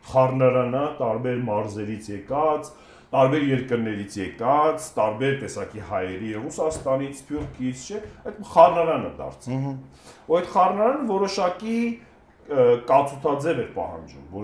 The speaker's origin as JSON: {"language": "Armenian", "town": "Vanadzor", "region": "Lori", "country": "Armenia", "tie": "born or raised there", "said": "կամ Վանաձորը ասացի, որովհետև բնիկ Վանաձորից։"}